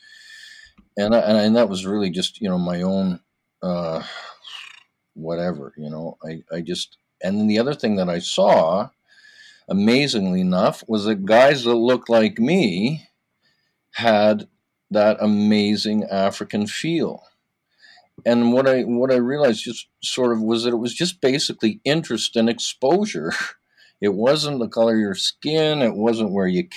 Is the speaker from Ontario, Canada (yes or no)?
no; Vancouver, British Columbia, Canada; now in Toronto, Canada; I was born in Toronto, but then I grew up in Vancouver. I moved there very young. I grew up in Vancouver